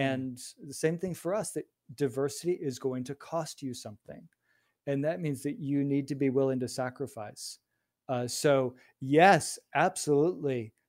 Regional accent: Chicago, Illinois, United States; I grew up in Chicago

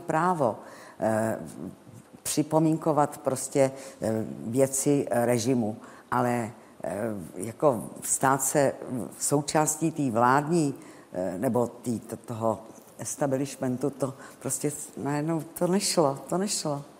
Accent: Prague, Czechia; když jsem Pražačka

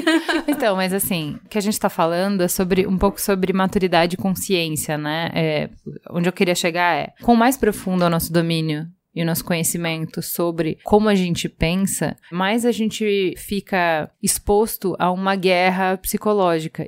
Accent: Brazil; Eu sou brasileira

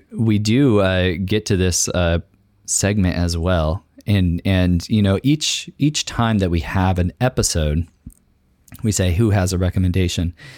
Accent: San Luis Obispo County, California, United States; moved away as an adult; also born or lived in Orange County, California / Long Beach, California / Tanzania; now in Tacoma, United States; I'm from San Luis Obispo County, um, lived in Orange County and Long Beach as well

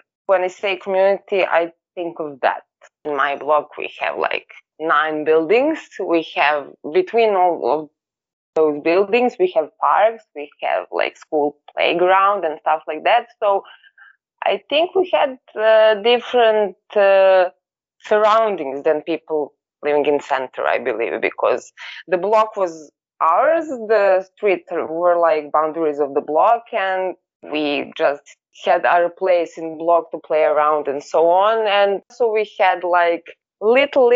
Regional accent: Belgrade, Serbia; I was born in 1992 in Belgrade, living in New Belgrade for all of my life.

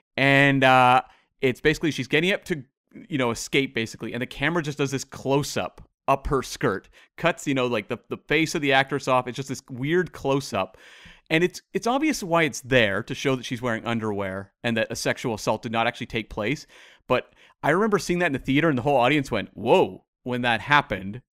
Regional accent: Canada; as a Canadian

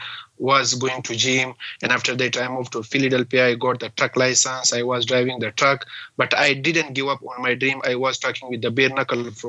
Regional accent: Balochistan, Pakistan; English is a second language; moved away as an adult; also born or lived in Manus Island, Papua New Guinea / Australia; now in United States; In my village area, in my province, Balochistan

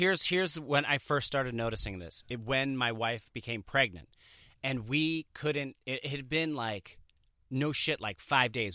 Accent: Jersey Shore, New Jersey, United States; I grew up on the Jersey Shore

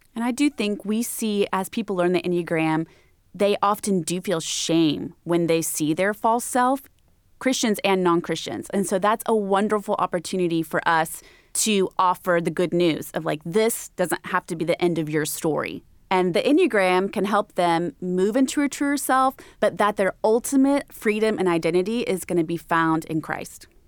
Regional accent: Texas, United States; I grew up in Texas

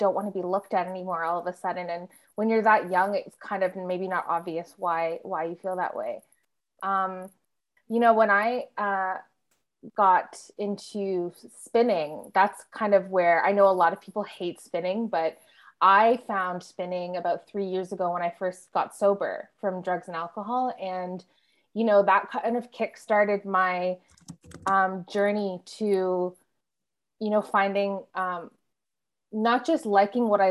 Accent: Ottawa, Ontario, Canada; now in Toronto, Canada; I'm from Ottawa. Yeah, I'm from like suburban Ottawa

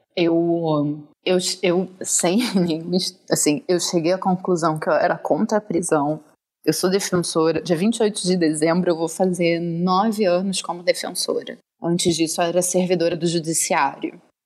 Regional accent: Rio de Janeiro, Brazil; eu sou do, do Rio, carioca

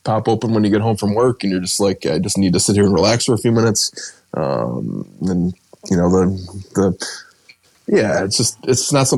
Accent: Rochester, New York, United States; I grew up in Rochester

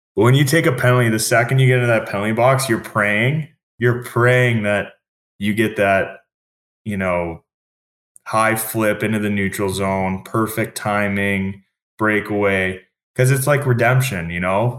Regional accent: Halifax, Nova Scotia, Canada; I'm from Halifax

